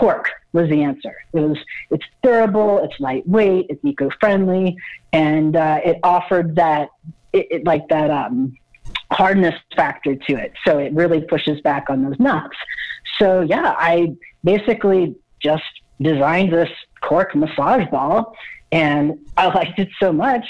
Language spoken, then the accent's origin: English; Utah, United States; I'm from Utah